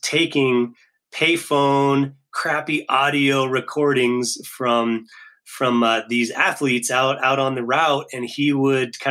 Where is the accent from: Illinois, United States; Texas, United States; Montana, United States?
Montana, United States; I grew up in Montana